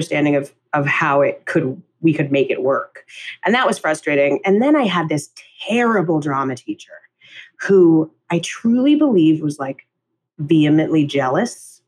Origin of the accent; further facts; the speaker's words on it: New York City, New York, United States; we grew up in Midtown in Hell's Kitchen in New York